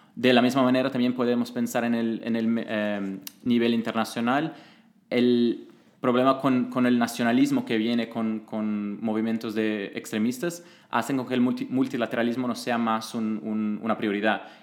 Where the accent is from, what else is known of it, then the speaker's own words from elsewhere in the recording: Brazil; moved away; yo vengo de Brasil y trabajaba como consultor político